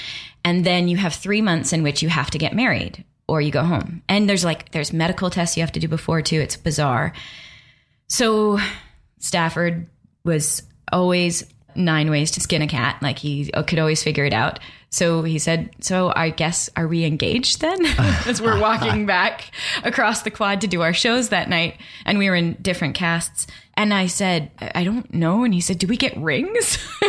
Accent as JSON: {"language": "English", "town": "Calgary", "region": "Alberta", "country": "Canada", "tie": "born or raised there", "said": "So I'm from Calgary, Alberta, Canada."}